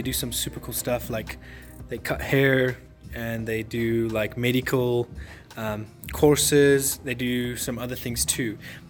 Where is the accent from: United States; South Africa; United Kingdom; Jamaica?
South Africa; It was very personable because I'm from South Africa.